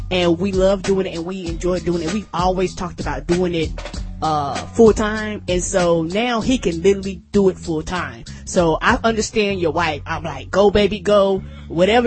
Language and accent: English; the South, United States; I'm from the South